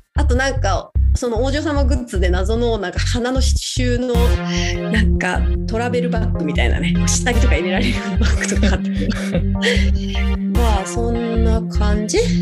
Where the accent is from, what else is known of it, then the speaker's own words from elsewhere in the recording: Saitama, Japan; moved away as an adult; 埼玉に帰る